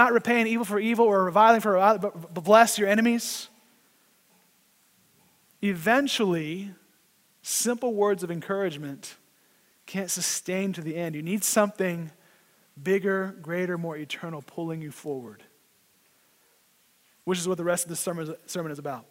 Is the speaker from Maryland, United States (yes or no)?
no; Oklahoma, United States; now in New Jersey, United States; I grew up in Oklahoma and you could drive at 16